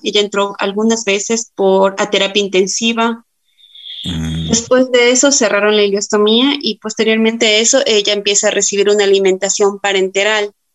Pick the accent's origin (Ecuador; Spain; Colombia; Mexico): Ecuador; Tulcán, Carchi; yo soy de la ciudad de Tulcán